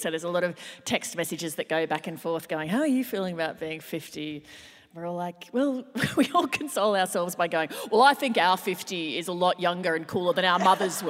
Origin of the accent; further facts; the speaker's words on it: Brisbane, Queensland, Australia; moved away; I'm back in my hometown.